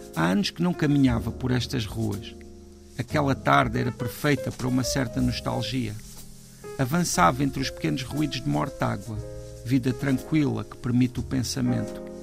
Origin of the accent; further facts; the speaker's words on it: Alentejo, Portugal; now in Lisbon, Portugal; quando eu saí do Alentejo para vir para Lisboa